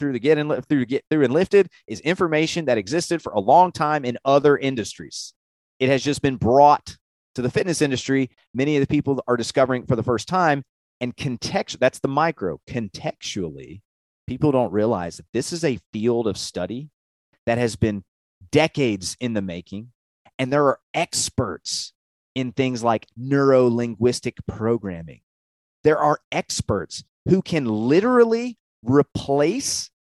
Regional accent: Tennessee, United States; I'm from Tennessee

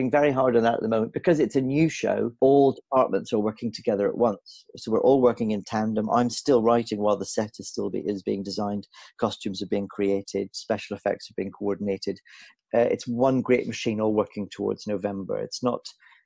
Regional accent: Belfast, Northern Ireland, United Kingdom; moved away as an adult; also born or lived in United States; now in London, United Kingdom; the Lyric Theatre in Belfast, the aforementioned national theatre of my hometown, my home country, Northern Ireland

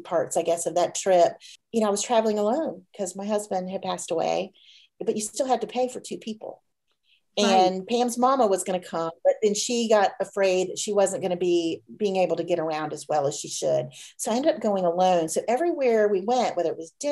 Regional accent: Virginia Beach, Virginia, United States; when I was a little girl, you know, I grew up in Virginia Beach, right on the coast.

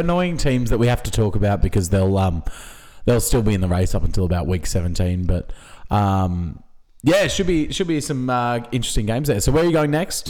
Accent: Australia; as an Australian sports fan

